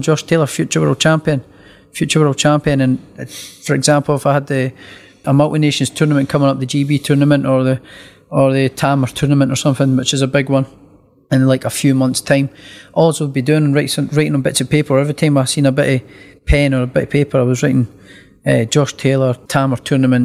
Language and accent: English; Scotland, United Kingdom; me being Scottish